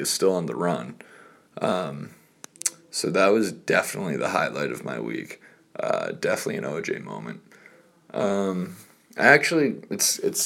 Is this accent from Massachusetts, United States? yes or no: yes; Reading, Massachusetts, United States; now in Huntington Beach, United States; Yo soy Reading, Massachusetts. Yo soy Boston. Oh, yo soy New England